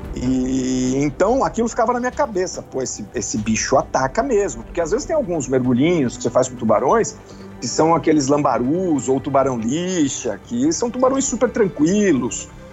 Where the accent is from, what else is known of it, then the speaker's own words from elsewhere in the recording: Brazil; Eu sou caiçara, né? Minha vida inteira na praia